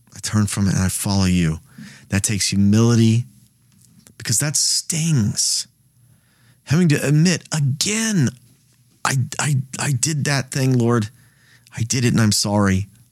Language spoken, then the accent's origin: English; United States; I live in the United States.